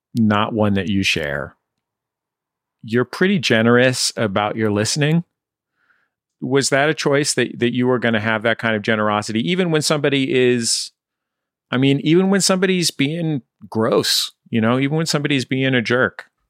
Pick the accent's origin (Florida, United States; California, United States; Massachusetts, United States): California, United States; San Francisco; where I grew up in San Francisco